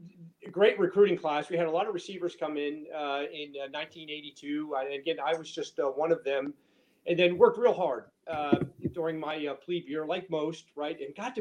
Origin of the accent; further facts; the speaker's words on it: Butler, New Jersey, United States; Butler, New Jersey, back when I was in high school, had one traffic light.